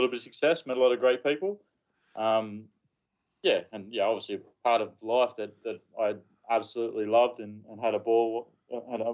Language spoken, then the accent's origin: English; Newcastle, New South Wales, Australia; moved away as an adult; also born or lived in Ireland; I grew up around Central Coast, Newcastle areas